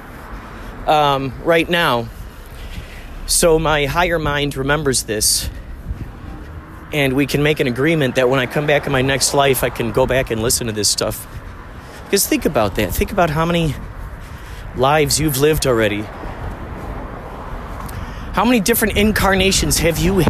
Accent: Chicago, Illinois, United States; where I grew up in Chicago

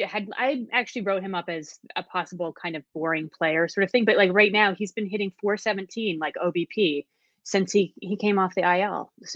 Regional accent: Arizona, United States; now in Washington, D.C., United States; I live in DC. I'm a Braves fan because I grew up in Arizona

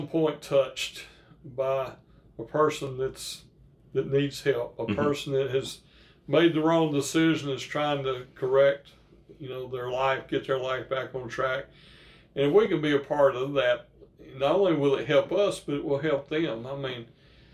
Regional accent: Northeast Louisiana, United States; I grew up in Northeast Louisiana, kid of a paper mill worker

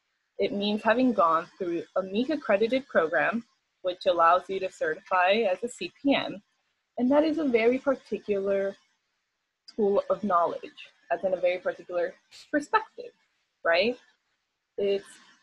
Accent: Venezuela; now in Hawaii, United States; where I'm from Venezuela, you know, we were colonized so long ago

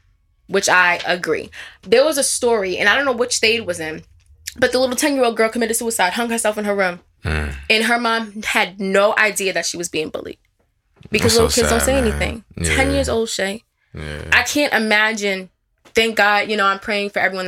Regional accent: Wyandanch, New York, United States; I grew up in Wyandanch, New York

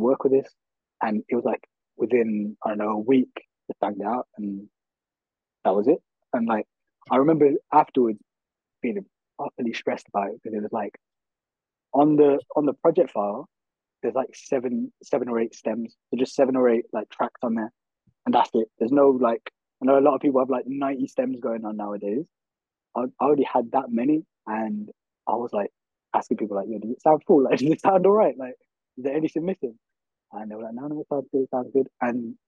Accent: Birmingham, West Midlands, United Kingdom; I grew up in Handsworth

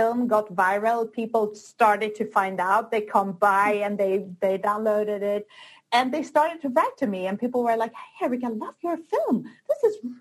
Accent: Sweden; moved away as an adult; now in Barcelona, Spain; I was born in Sweden, but I moved down to Barcelona in Spain.

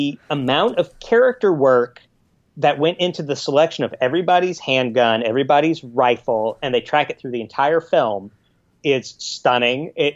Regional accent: Los Angeles, California, United States; I'm you're Australian, but I'm from Los Angeles, and I barely can put on socks anymore, you know?

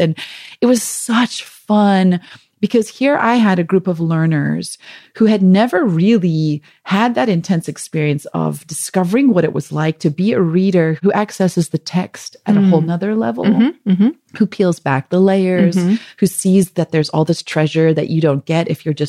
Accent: South Africa; accent: South African; moved away; also born or lived in Michigan; we had just moved to Michigan from South Africa, where we'd been for 2 years. So I think my South African accent was more pronounced than it normally is.

